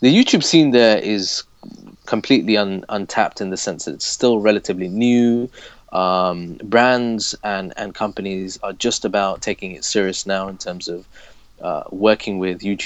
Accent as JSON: {"language": "English", "town": "Leicester", "region": "East Midlands", "country": "United Kingdom", "tie": "born or raised there", "moved": "as an adult", "lives_now": "Abu Dhabi, United Arab Emirates", "said": "I'm originally from Leicester, born and raised, which is in the East Midlands of the UK"}